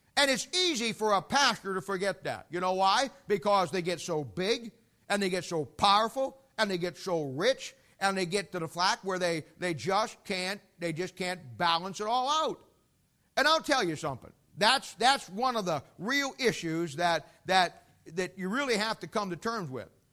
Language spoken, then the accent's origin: English; United States; I live in America, and technically speaking, I'm an American. I have an American passport.